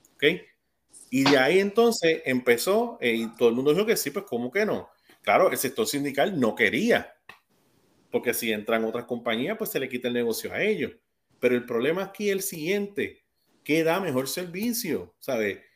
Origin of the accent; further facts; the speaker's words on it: Puerto Rico; yo me siento bien puertorriqueño